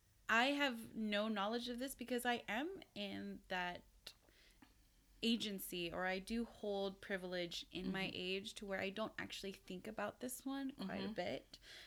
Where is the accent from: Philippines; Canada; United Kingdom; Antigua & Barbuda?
Philippines; And as a person of color, I'm Filipino.